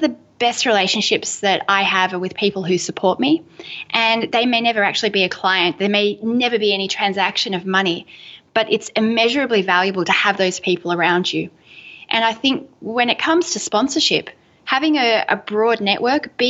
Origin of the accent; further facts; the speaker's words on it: Melbourne, Victoria, Australia; I'm from Melbourne, Australia, and we are just coffee fiends.